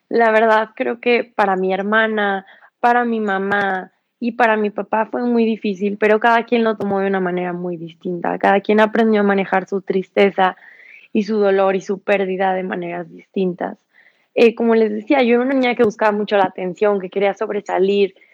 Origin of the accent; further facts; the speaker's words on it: San Luis Potosí, Mexico; now in Mexico City, Mexico; Eh, tengo 20 años de edad. Soy de San Luis Potosí. Actualmente vivo en Ciudad de México.